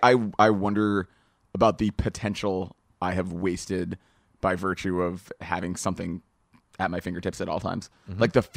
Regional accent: New England, United States; probably by virtue of I grew up in New England and ate that a lot.

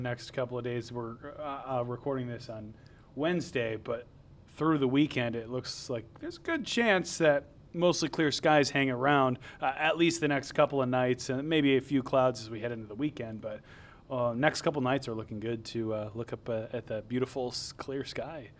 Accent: Southern Michigan, United States; also born or lived in Metro Detroit; growing up in Southern Michigan, uh, I grew up in a very rural area

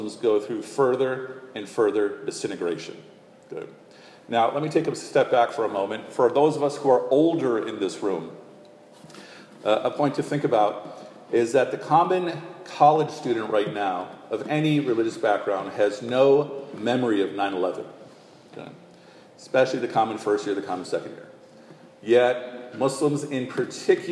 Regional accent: Chicago, Illinois, United States; when I was growing up as a kid in Chicago

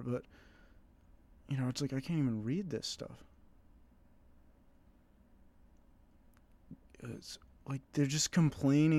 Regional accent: United States; I'm an American.

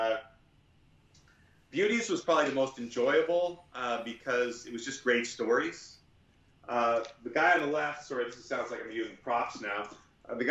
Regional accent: Victoria, British Columbia, Canada; I grew up in Victoria

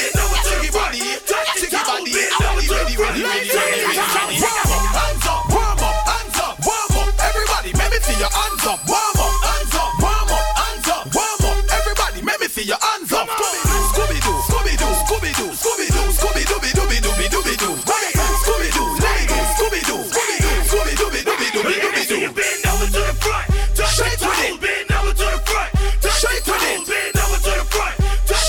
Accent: Jamaica; when I was growing up in Jamaica

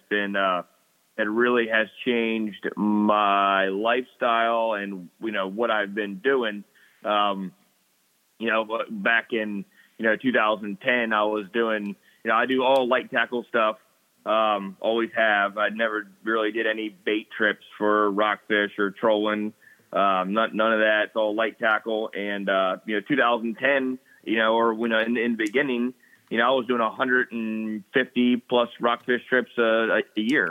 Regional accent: Upper Chesapeake Bay, Maryland, United States; also born or lived in Virginia / Florida; I grew up in the Upper Bay

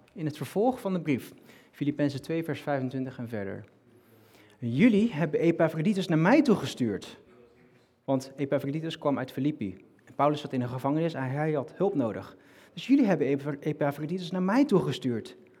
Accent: North Brabant, Netherlands; now in Rotterdam, Netherlands; ik kom uit Brabant

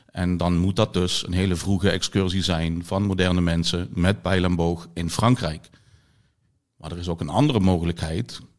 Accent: Limburg, Netherlands; ik ben afkomstig uit Zuid-Limburg. Eh, uit de omgeving van Maastricht, eh, waar vroege prehistorie ja, niet bij iedereen leeft.

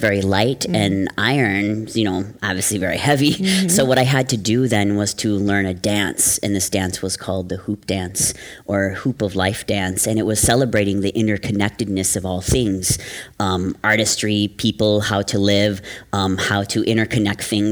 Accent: Wisconsin, United States; now in New York City, United States; I'm from the Oneida and the Ojibwe nations, from the great state of Wisconsin.

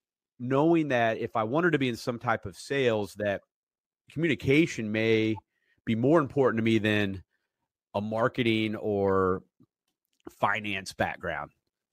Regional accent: Asheville, North Carolina, United States; I grew up in Asheville, like 4th grade on

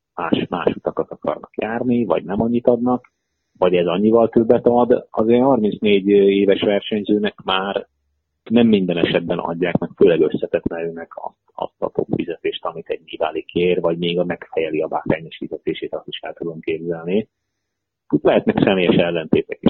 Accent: Hungary

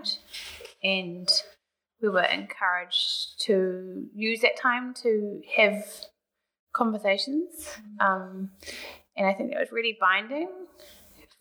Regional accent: Auckland, New Zealand; moved away as an adult; also born or lived in Sydney; I grew up in Auckland and spent a few years living in Sydney, and I've been back in Auckland for 8 years now

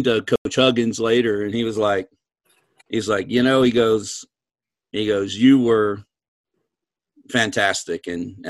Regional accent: East Coast, United States; and I'm from the East Coast.

